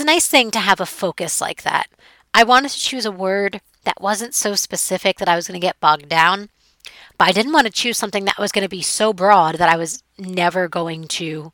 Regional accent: New York City, New York, United States; it's New York City. It's my hometown

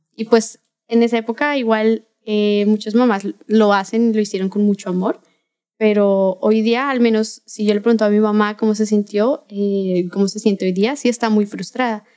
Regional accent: Bogotá, Colombia; accent: Colombian; moved away as an adult; now in Mexico; Soy de Bogotá, Colombia. Eh, vivo aquí en México desde el año pasado

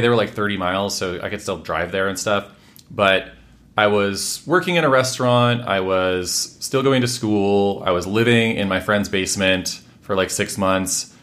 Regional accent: Washington, United States; also born or lived in Redmond / Bellingham / Everett / Mill Creek; I grew up in Washington State, lived quite a few places there, um, what, Redmond. Bellingham, which is right up at the border with Canada, mm-hmm. Everett, Mill Creek

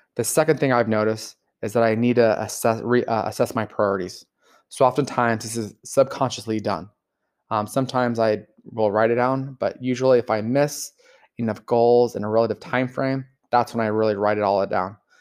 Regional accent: Los Angeles, California, United States; I grew up in Los Angeles

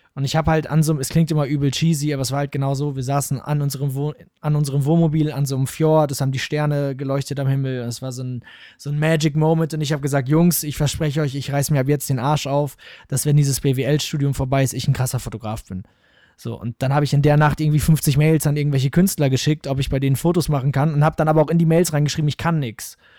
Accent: Münster, North Rhine-Westphalia, Germany; ich komme aus Gremmendorf, so einem kleinen Dorf in Münster

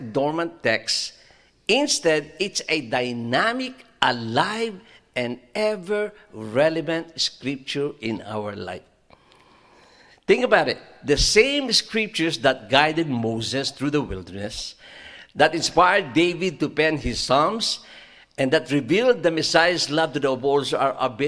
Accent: Philippines; moved away; when I was growing up in the Philippines

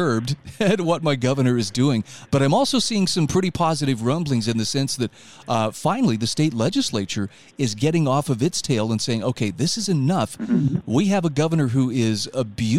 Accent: Utah, United States; here in my home state of Utah

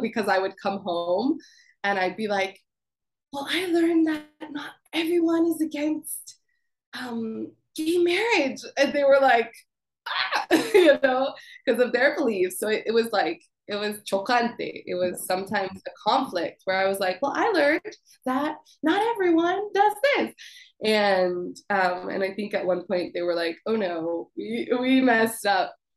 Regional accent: Colorado, United States; Growing up in Colorado, you know, it's very homogenous. I lived in the suburbs

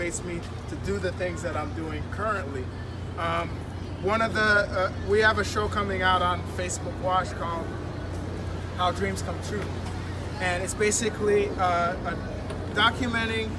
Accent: Haiti; moved away; I come from an immigrant background. I'm originally from Haiti

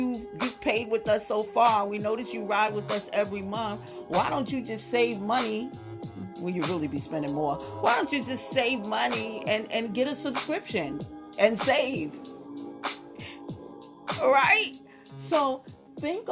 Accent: New York City, New York, United States; I'm from Brooklyn

